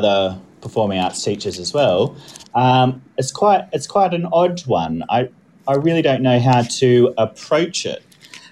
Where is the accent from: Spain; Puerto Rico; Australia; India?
Australia; moved away as an adult; now in United Kingdom; I'm actually Australian born and I came over to the UK about 5 years ago to teach